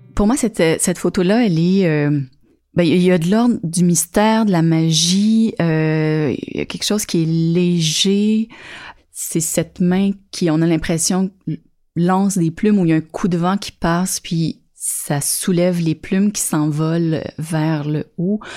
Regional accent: Saint-Janvier, Quebec, Canada; moved away as an adult; also born or lived in Montreal; now in Sutton, Canada; Je suis née dans les Basses-Laurentides, dans le coin de Saint-Janvier

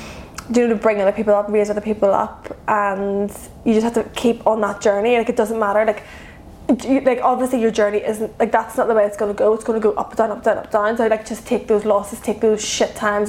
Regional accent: Ireland; we're from Ireland, like, that is the core root of, like, our values, our belief system, our morals.

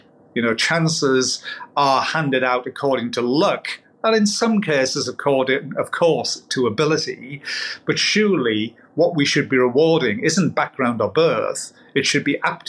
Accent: North East England, United Kingdom; I'm a Geordie, but my friends in Geordie land say that I'm the poshest Geordie that they know.

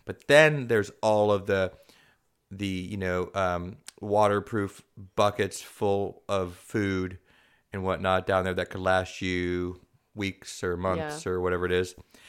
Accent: San Diego, California, United States; Linda Vista is the neighborhood I grew up in, San Diego.

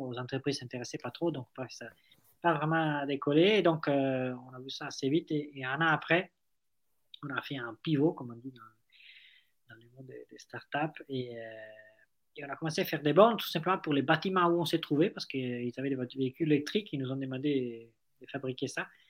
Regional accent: Italy; accent: Italian; French is a second language; moved away as an adult; now in France; Moi, je suis italien

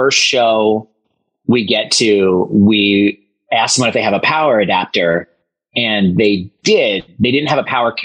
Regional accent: Philadelphia, Pennsylvania, United States; we're from Philly.

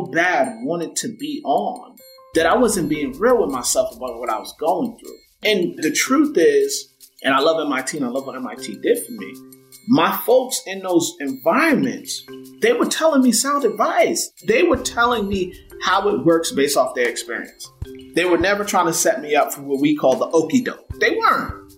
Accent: Mount Vernon, New York, United States; also born or lived in Bronx, New York; I was born in the Bronx, grew up in Mount Vernon, New York, a suburb just north of the city

